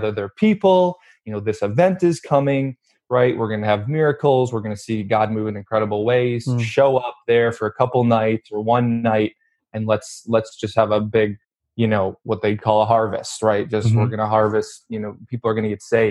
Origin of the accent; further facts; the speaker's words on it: Wheaton, Illinois, United States; also born or lived in Tulsa, Oklahoma / Detroit area, Michigan; now in Los Angeles, United States; I grew up in Chicago, which kind of western suburbs of Chicago